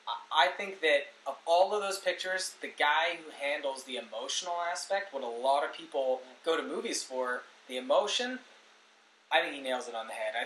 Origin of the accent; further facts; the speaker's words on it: Canada; we are Canadian